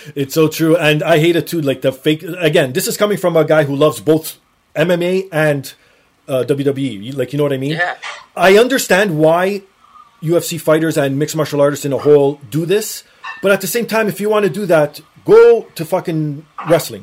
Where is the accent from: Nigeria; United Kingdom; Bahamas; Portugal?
Portugal; now in Toronto, Canada; I'm Portuguese, so I'm from Portugal